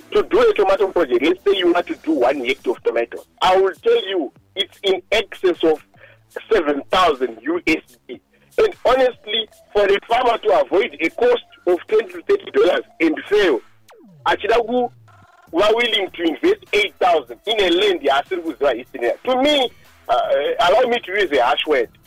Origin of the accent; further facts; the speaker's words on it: Mazoe, Mashonaland Central, Zimbabwe; also born or lived in Chivu; I come from Mazoe. You know, there are red soils. You see, they are known to be very rich and stuff like that.